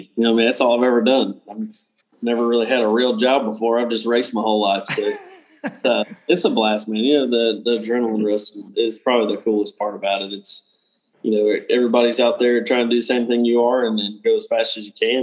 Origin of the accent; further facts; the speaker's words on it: Port Charlotte, Florida, United States; now in North Carolina, United States; I grew up in South Florida, Port Charlotte on the West Coast